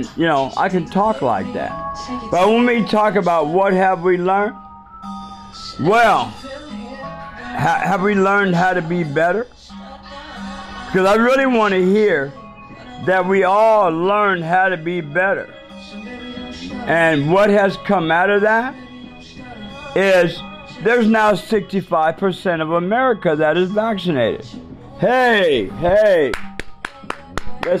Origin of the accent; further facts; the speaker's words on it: United States; I'm an American.